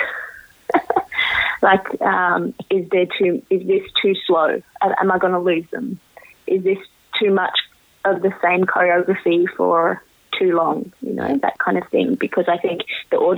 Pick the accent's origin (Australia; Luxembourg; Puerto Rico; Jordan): Australia; growing up in Australia as someone who's, you know, first generation Australian from Indian immigrants